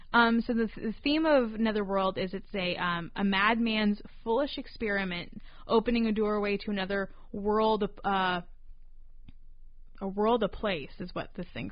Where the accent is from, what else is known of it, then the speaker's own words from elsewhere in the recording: North Carolina, United States; Where I grew up in North Carolina